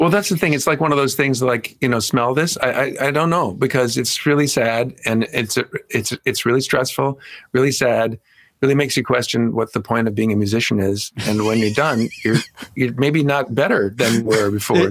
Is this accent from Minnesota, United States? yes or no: yes; Minneapolis, Minnesota, United States; moved away as an adult; now in Los Angeles, United States; I'm from Minneapolis. I grew up in Minneapolis.